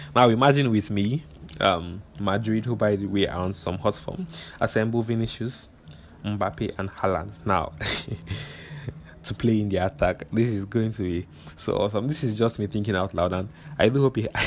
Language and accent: English; Nigeria; this is me speaking as a Nigerian